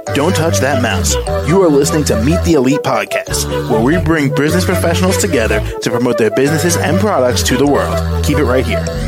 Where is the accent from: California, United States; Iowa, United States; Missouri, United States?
California, United States; Los Angeles; now in Atlanta, United States; I'm originally from Los Angeles, California, and I reside in Atlanta, Georgia